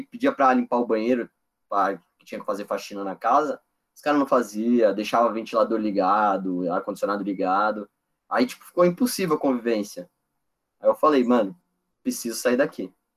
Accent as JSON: {"language": "Portuguese", "region": "São Paulo", "country": "Brazil", "also_born_or_lived": "West Burlington, Iowa", "moved": "as an adult", "said": "Eu sou de São Paulo"}